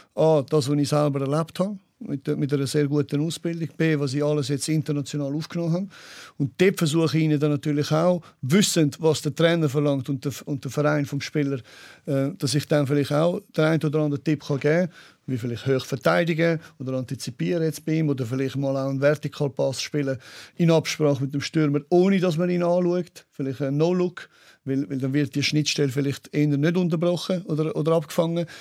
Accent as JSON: {"language": "German", "country": "Switzerland", "said": "bei uns in der Schweiz"}